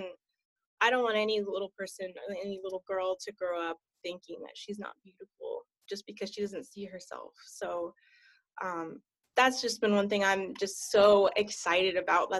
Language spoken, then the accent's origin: English; Maryland, United States; Well, I didn't grow up here. I'm actually an Army brat. Most of my childhood, I grew up in Maryland